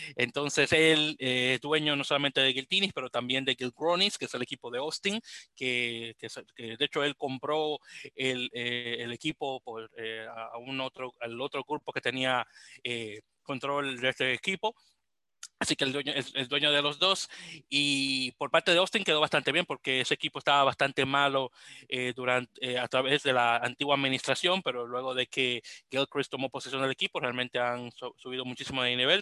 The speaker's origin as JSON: {"language": "Spanish", "country": "Dominican Republic", "moved": "yes", "lives_now": "New York, United States", "said": "como buen dominicano que soy"}